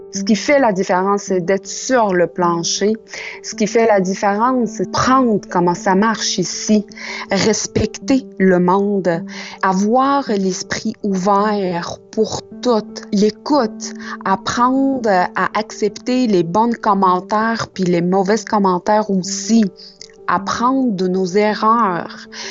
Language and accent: French; Tunisia; moved away as an adult; now in Quebec City, Canada; Je suis une immigrante. Ça fait six ans que je suis à Québec. Je suis partie avec un rêve de la Tunisie.